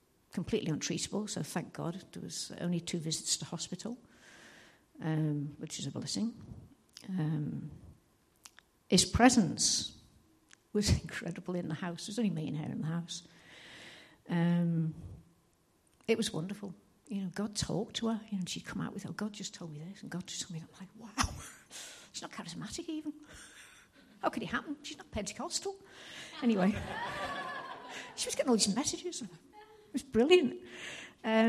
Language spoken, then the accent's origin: English; Liverpool, North West England, United Kingdom; moved away; I'm from Liverpool and I'll talk too fast and you'll not understand a word I say